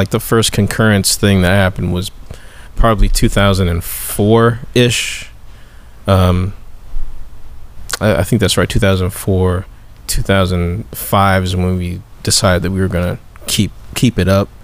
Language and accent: English; North Alabama, United States; moved away as an adult; now in Nashville, United States; I'm originally from North Alabama